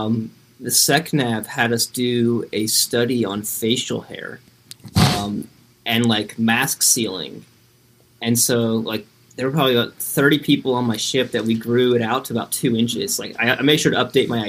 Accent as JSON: {"language": "English", "town": "Royersford", "region": "Pennsylvania", "country": "United States", "tie": "born or raised there", "said": "Royersford, Pennsylvania. It's a little bit of a mouthful. But it's Philly suburbs. Grew up there"}